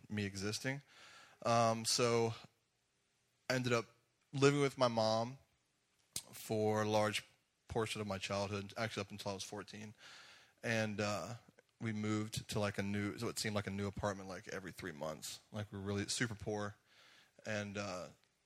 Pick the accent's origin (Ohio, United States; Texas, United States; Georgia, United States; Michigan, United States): Georgia, United States; Jackson; accent: Southern drawl; also born or lived in Griffin, Georgia / Atlanta area, Georgia; I grew up in a really small town called Jackson, Georgia